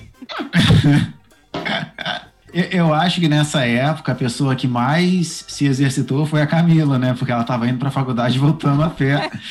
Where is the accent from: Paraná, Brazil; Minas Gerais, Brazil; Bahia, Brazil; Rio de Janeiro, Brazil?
Rio de Janeiro, Brazil; São Gonçalo; eu sou do Rio de Janeiro